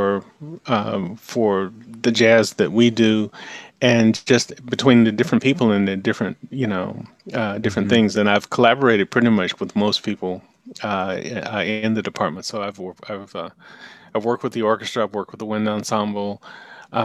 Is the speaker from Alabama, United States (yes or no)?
yes; Anniston, Alabama, United States; moved away as an adult; now in Atlanta, United States; I grew up in Anniston, Alabama, which is just a little, about 100 miles from here.